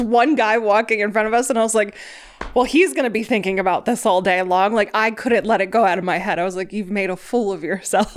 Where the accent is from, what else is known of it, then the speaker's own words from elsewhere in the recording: Ohio, United States; moved away as an adult; now in New York City, United States; I'm from Ohio